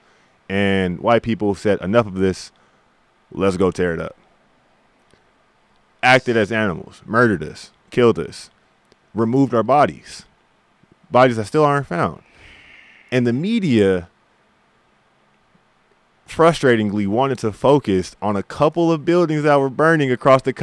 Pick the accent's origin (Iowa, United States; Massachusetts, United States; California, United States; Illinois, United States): California, United States; We're from Cali.